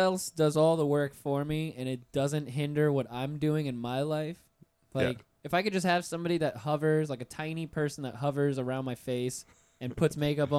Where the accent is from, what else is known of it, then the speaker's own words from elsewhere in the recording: North Florida, United States; I'm from North Florida